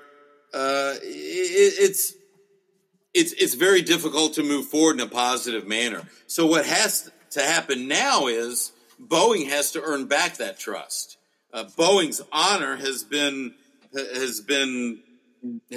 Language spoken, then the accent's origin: English; United States